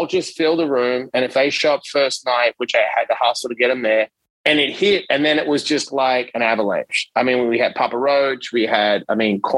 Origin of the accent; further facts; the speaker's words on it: Perth, Western Australia, Australia; now in New York City, United States; I came from Perth, right, which is the most isolated capital city in the world